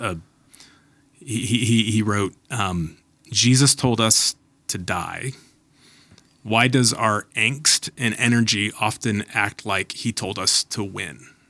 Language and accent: English; United States; American Christians